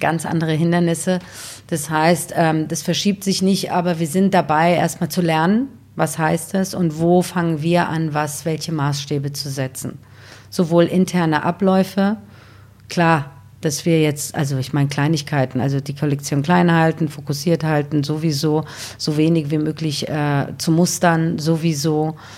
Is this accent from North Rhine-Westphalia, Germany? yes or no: no; Wiesbaden, Hesse, Germany; also born or lived in Iran / Bad Homburg; now in Berlin, Germany; ich bin in Wiesbaden aufgewachsen